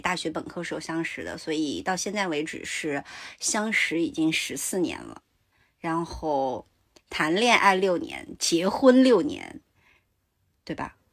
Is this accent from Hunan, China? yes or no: no; Sichuan, China; 我是四川人